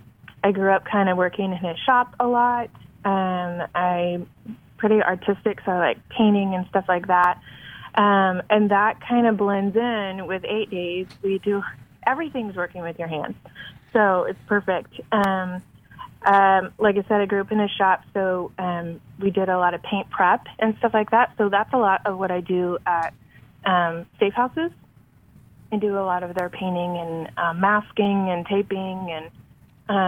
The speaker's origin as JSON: {"language": "English", "town": "Longview", "region": "Texas", "country": "United States", "tie": "born or raised there", "also_born_or_lived": "Minnesota / Florida / Czech Republic", "said": "I was born and raised in Longview, Texas"}